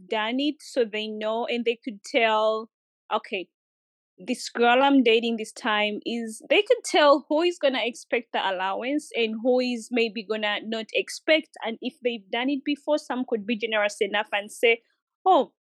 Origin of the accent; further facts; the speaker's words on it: Uganda; moved away; So I used to live in Uganda by then. I'm from Uganda